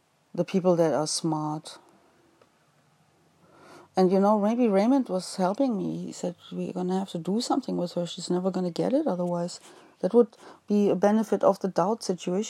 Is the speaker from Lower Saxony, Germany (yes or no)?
yes; Osnabrück, Lower Saxony, Germany; I was born in Osnabrück.